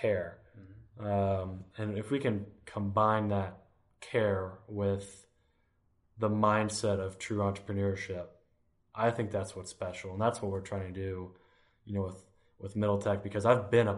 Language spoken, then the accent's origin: English; Elizabethtown, Kentucky, United States; also born or lived in Los Angeles; now in Lexington, United States; I grew up in Elizabethtown, small town, 30,000 people.